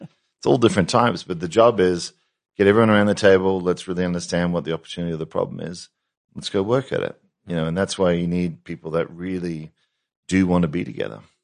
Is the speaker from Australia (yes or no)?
yes; Australia; being Australian